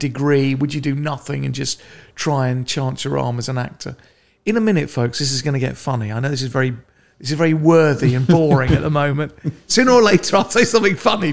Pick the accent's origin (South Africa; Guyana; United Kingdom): United Kingdom; London; I grew up in Northwest London, quite a nice middle-classy sort